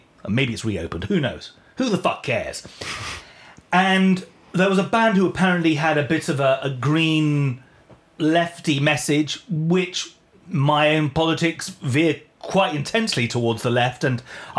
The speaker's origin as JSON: {"language": "English", "country": "United Kingdom", "said": "apparently they felt that us as a British band in LA being there..."}